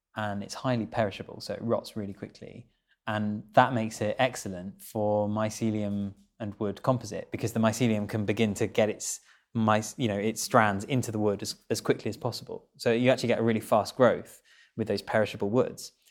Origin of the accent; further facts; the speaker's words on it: Kent, South East England, United Kingdom; I had quite a rural upbringing. I grew up in Kent